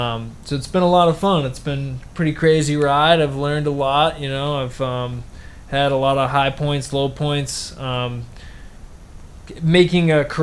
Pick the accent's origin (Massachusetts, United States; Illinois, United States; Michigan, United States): Massachusetts, United States; Pembroke; moved away as an adult; also born or lived in Arizona; now in Boston, United States; I am 31 years old. I am from Pembroke, Mass.